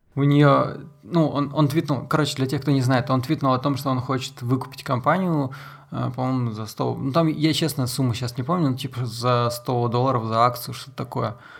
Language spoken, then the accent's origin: Russian; Salekhard, Yamalo-Nenets Autonomous Okrug, Russia; в Салихарде, в моем родном городе